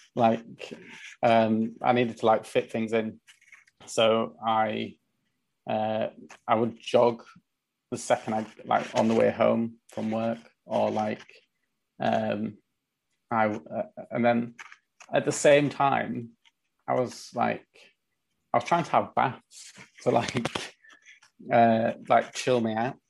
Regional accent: Leeds, Yorkshire and the Humber, United Kingdom; also born or lived in London; I'd moved from London back to Leeds. So like I'm in Leeds right now.

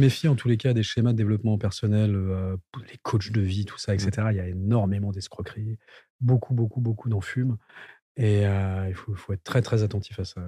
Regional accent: Val d'Oise, Île-de-France, France; j'ai grandi dans le Val d'Oise

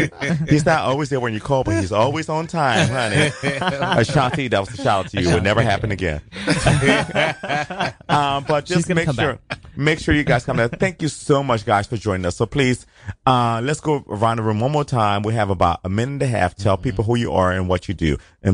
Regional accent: Columbus, Ohio, United States; moved away; I grew up in Columbus and they're all nothing but trans queens.

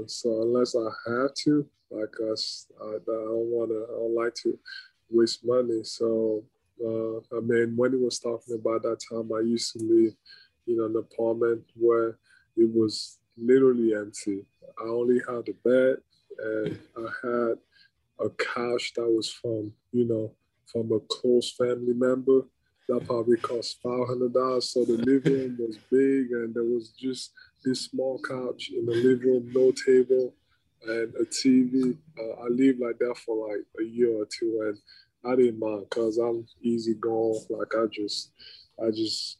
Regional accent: Cameroon; now in Philadelphia, United States; growing up in Cameroon or in Africa in general

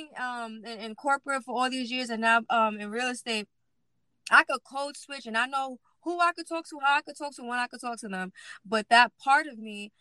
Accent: New York City, New York, United States; I grew up in East New York, Brooklyn

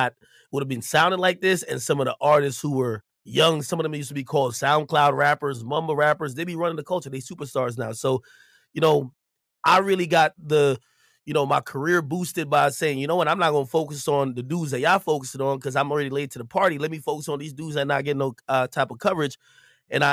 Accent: New Jersey, United States; also born or lived in Jamaica; I'm from Jersey

